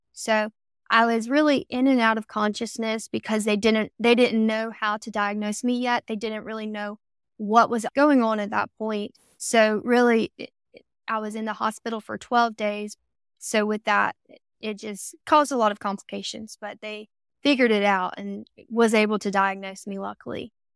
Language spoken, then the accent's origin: English; Camden, South Carolina, United States; I grew up in South Carolina, if you can't tell by the accent yet.